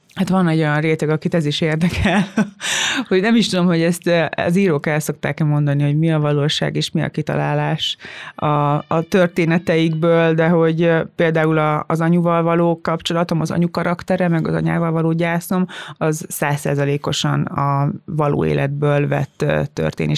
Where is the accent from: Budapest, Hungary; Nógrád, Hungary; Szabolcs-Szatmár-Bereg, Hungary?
Szabolcs-Szatmár-Bereg, Hungary; Tiszalök; moved away; én innen jövök, én, ugyanaz a gyökerem, mint nektek, ugyanott nőttem fel